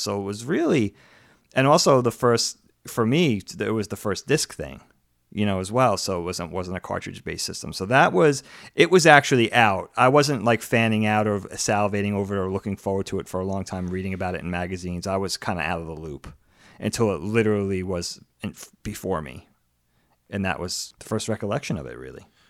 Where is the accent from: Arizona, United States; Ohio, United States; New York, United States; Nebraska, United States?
New York, United States; Long Island; moved away as an adult; also born or lived in Philadelphia; my friend Chris, who I grew up with on Long Island